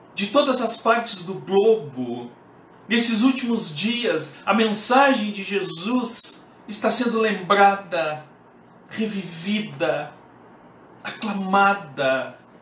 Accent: Pelotas, Rio Grande do Sul, Brazil; sou da cidade de Pelotas, Rio Grande do Sul

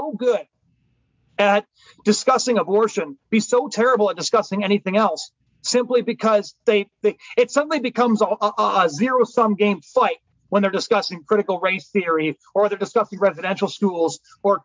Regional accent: British Columbia, Canada; where I grew up in British Columbia

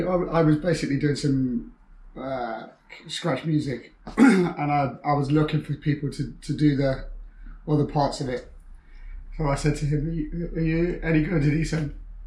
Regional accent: Nottingham, East Midlands, United Kingdom; also born or lived in Newcastle; I'm from Nottingham.

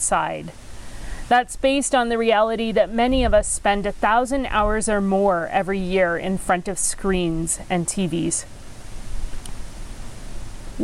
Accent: Penetanguishene, Ontario, Canada; first language English; I grew up on Georgian Bay in the town of Penetang

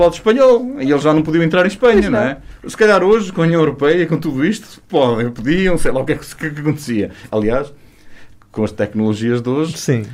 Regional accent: Chaves, Norte, Portugal; moved away; also born or lived in Vila Real; Chaves é... É minha terra.

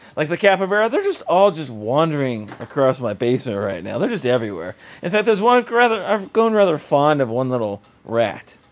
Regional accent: South Florida, United States; we grew up in South Florida

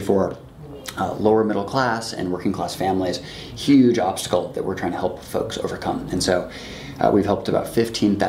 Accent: Seattle, Washington, United States; moved away as an adult; also born or lived in Chicago / Cambridge; now in China; I'm from Seattle, and on the West Coast, China has a really big influence. So literally age 5, I'm swimming in the Puget Sound with my dad.

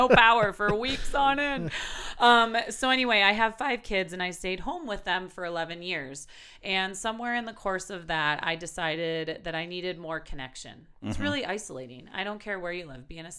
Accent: Milwaukee, Wisconsin, United States; moved away as an adult; now in Wyoming, United States; And I started blogging because I'm originally from Milwaukee, Wisconsin. There's that accent there. And I moved out to Wyoming to attend the University of Wyoming, which was totally a fluke.

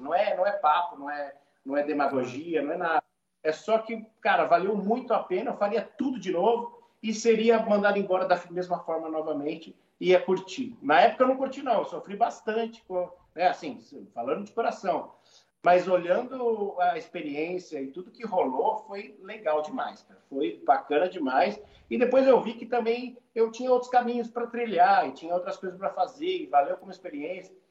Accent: Brazil; sou do Brasil.

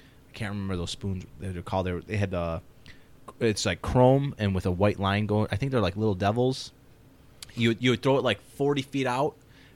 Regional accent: Ireland; and I mean, me being like Irish, I was like, meh.

